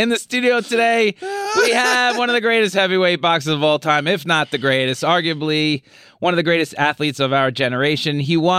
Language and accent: English; Long Island, New York, United States; also born or lived in Albany; now in Manhattan, United States; I'm originally from Long Island, and now most of my life I've been in Manhattan.